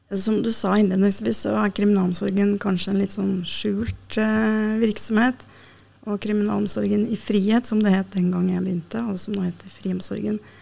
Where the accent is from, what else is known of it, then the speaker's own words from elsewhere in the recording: Oslo, Norway; also born or lived in Denmark; jeg er født og oppvokst i Oslo